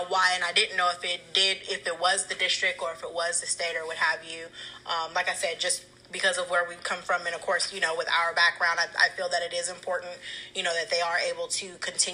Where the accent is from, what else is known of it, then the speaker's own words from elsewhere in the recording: West Coast, United States; moved away; we're from the West Coast